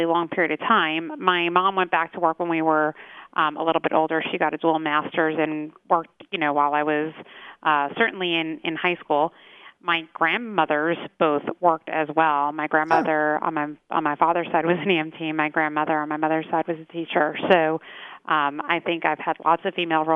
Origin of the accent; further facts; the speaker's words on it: Lawrence, New York, United States; also born or lived in Cedarhurst, New York; I grew up in the Five Towns in Lawrence, and I only live about a mile from where I grew up. I live in Cedarhurst now